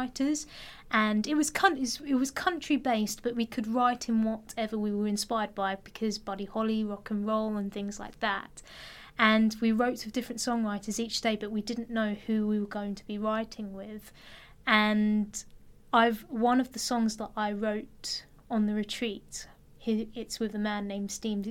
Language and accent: English; Enfield, London, United Kingdom; I come from Enfield